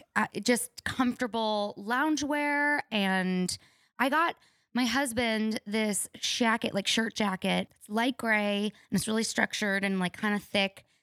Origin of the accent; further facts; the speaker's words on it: New Mexico, United States; moved away as an adult; also born or lived in Orange County; I come from New Mexico